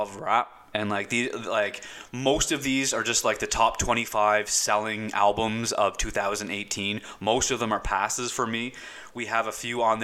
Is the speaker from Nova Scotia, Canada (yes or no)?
yes; Nova Scotia, Canada; I was born in Nova Scotia.